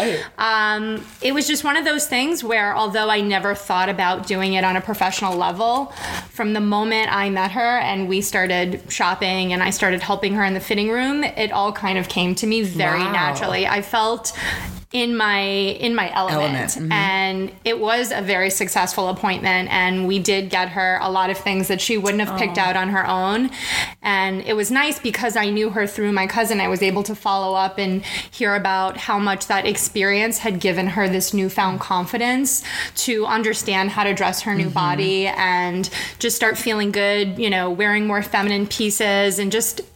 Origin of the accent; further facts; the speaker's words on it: New York City, New York, United States; also born or lived in Manhattan; I was born and raised in Brooklyn.